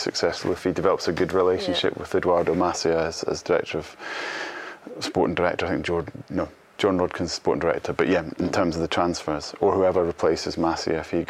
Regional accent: Scotland, United Kingdom; as a Scot

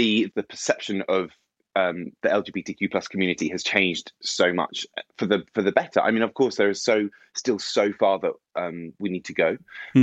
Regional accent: Bournemouth, South West England, United Kingdom; So I grew up just outside of Bournemouth, which is on the south coast of England.

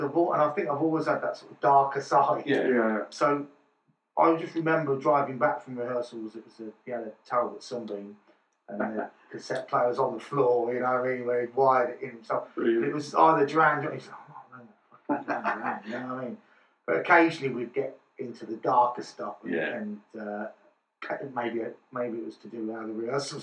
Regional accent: Nuneaton, West Midlands, United Kingdom; I grew up in the Midlands

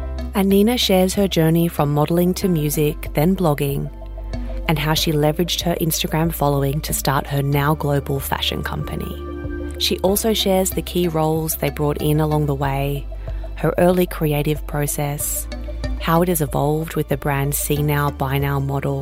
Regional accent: Australia; I'm Australian and I live here

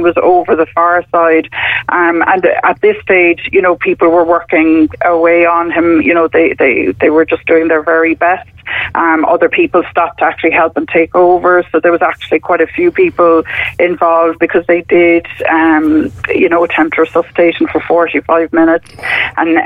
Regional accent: Cork, Munster, Ireland; now in Wicklow, Ireland; We're from Cork originally, both of us, but we're settled in Wicklow.

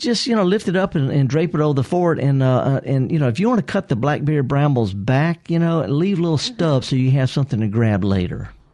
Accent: the Mississippi Delta, United States; I'm from the Delta

